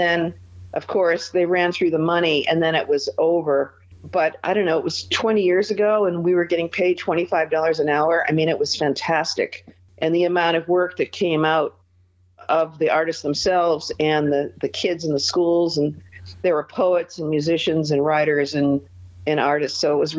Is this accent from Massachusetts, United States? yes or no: yes; Beverly Farms, Massachusetts, United States; born or raised there; now in Dulzura, United States